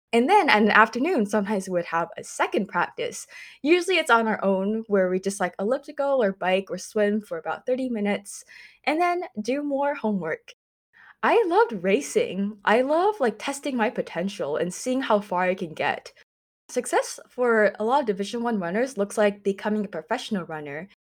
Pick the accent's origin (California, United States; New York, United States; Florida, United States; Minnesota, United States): California, United States; San Jose; I was born and raised in San Jose, California, or also known as the San Francisco Bay Area